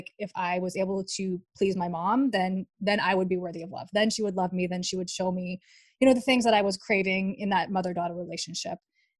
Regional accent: Dubai, United Arab Emirates; and we ended up in Dubai. So I grew up in Dubai. My dad worked for Ford.

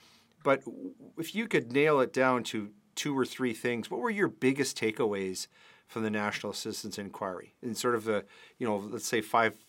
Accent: Canada; the country that I grew up in.

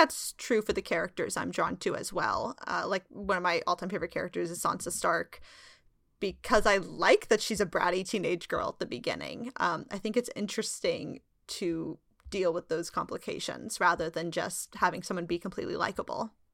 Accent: Sacramento, California, United States; I'm from gold country. I'm from Sacramento

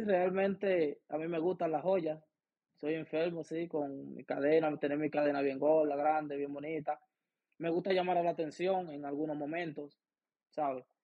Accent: Baní, Peravia, Dominican Republic; born or raised there; now in Cleveland, United States

